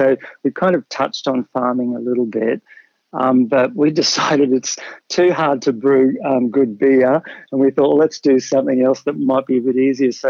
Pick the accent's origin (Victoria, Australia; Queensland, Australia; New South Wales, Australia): Queensland, Australia; Brisbane; So I grew up in Brisbane, out in the Redlands.